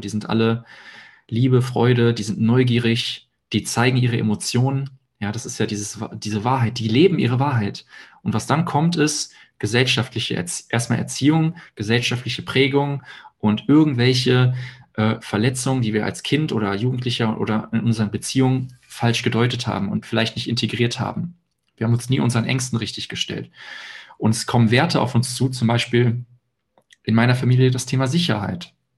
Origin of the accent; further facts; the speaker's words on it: Hilden, North Rhine-Westphalia, Germany; ich wohne in Hilden bei Düsseldorf, da auch jetzt komplett auch meine Wohnung auflöse